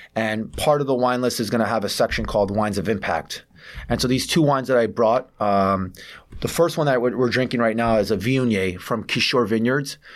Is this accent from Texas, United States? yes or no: no; New York City, New York, United States; growing up in New York City, I feel like, uh, I'm, I'm a mosaic of different cultures